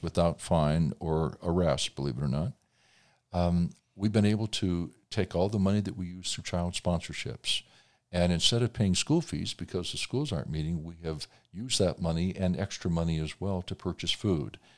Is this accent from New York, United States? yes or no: no; Indiana, United States; my home state of Indiana